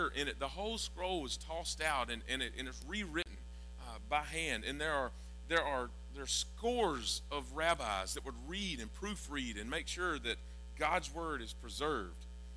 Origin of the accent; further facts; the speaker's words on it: Georgia, United States; I'm from Georgia and I eat grits